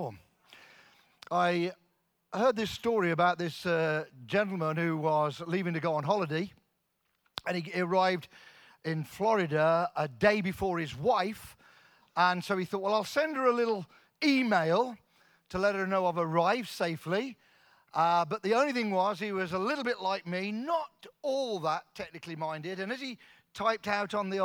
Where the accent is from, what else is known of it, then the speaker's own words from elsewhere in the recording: Coventry, West Midlands, United Kingdom; moved away; We're both from Coventry, both born in Coventry, Coventry kids.